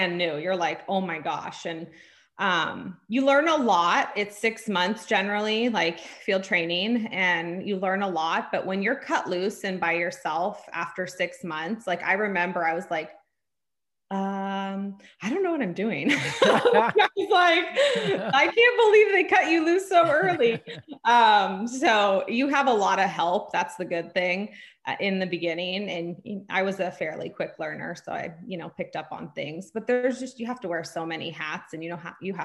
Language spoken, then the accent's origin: English; San Francisco Bay Area, California, United States; moved away as an adult; now in Sacramento, United States; I grew up in the San Francisco Bay Area